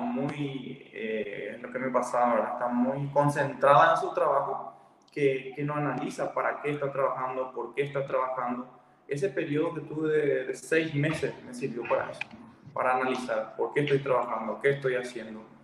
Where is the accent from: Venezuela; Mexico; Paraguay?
Paraguay; Ciudad del Este, Alto Paraná; moved away as an adult; also born or lived in Minas Gerais, Brazil; soy de Ciudad del Este.